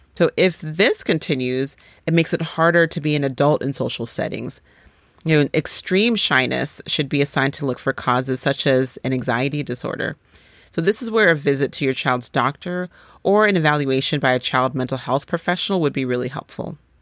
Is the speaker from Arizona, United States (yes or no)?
no; Boulder, Colorado, United States; also born or lived in Nigeria; we moved from Nigeria to Boulder, Colorado when I was five years old.